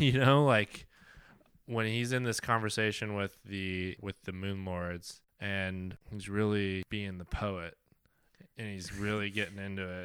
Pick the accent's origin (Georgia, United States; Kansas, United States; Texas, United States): Kansas, United States; I am from Kansas